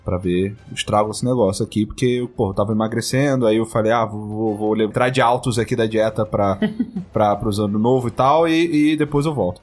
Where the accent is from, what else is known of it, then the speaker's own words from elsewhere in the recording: Rio de Janeiro, Brazil; eu nasci no Rio